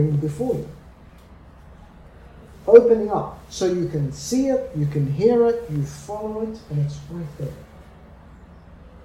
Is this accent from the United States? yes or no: no; Australia; moved away; I grew up in Australia